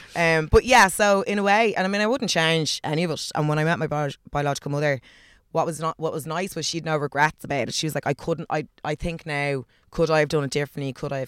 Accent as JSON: {"language": "English", "country": "Ireland", "said": "I'm from Clare, Galway."}